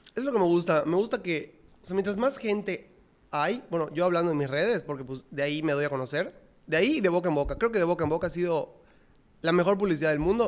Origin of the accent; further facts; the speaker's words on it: Mérida, Yucatán, Mexico; yo soy de Mérida, no, no, nada que ver con México